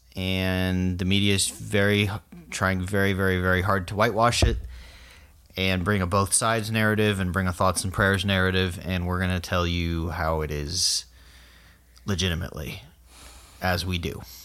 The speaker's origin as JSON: {"language": "English", "region": "South Florida", "country": "United States", "said": "I'm from South Florida."}